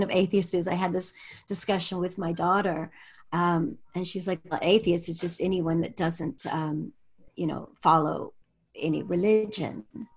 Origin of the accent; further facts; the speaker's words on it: United States; moved away as an adult; also born or lived in Europe; I grew up in the United States